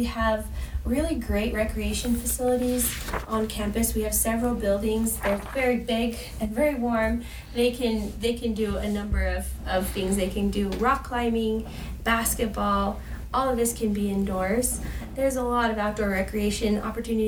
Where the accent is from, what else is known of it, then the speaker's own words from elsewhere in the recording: Afton, Wyoming, United States; moved away as an adult; now in Logan, United States; I grew up in Afton, Wyoming in a valley called Star Valley